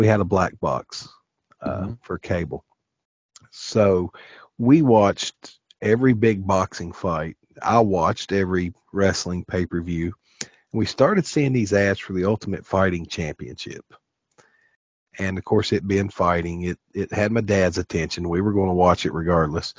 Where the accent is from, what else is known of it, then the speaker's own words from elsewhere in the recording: the South, United States; we're from the South around here